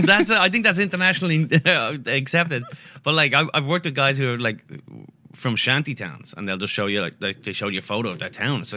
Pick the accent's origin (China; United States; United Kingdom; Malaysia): United Kingdom; England; I'm just going, come on, I'm obviously English.